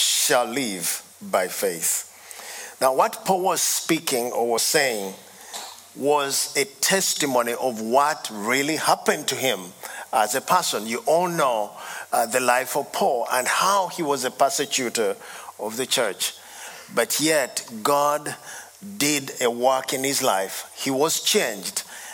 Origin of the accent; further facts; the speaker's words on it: Uganda; I come from Uganda